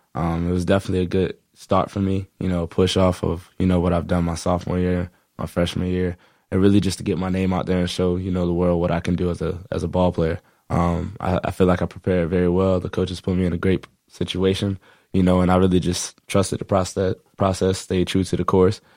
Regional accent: Sarasota, Florida, United States; I grew up in Sarasota, Florida

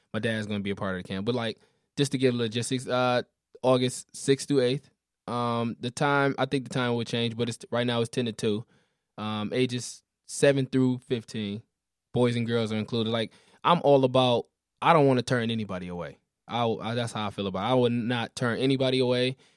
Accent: Detroit, Michigan, United States; I'm from all the way east Detroit

